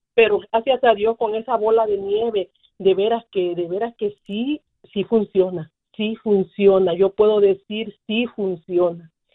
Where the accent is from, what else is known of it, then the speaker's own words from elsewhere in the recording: Guerrero, Mexico; Yo soy de Guerrero, México